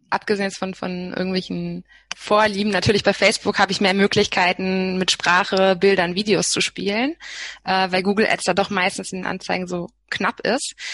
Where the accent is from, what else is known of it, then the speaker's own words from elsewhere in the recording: Berlin, Germany; als Berlinerin